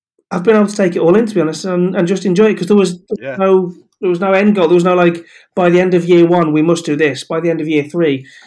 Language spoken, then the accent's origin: English; Aberystwyth, Wales, United Kingdom; also born or lived in the Midlands; I always wanted to stay in the area that I grew up in, which is really, I mean, I was born in the Midlands, but Wales is home, and Aberystwyth in particular is home.